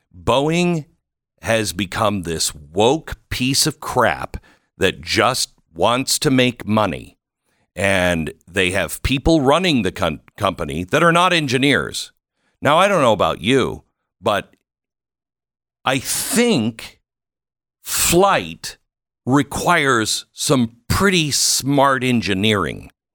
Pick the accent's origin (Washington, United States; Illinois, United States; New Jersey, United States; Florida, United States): Washington, United States; Seattle; I grew up in the Seattle area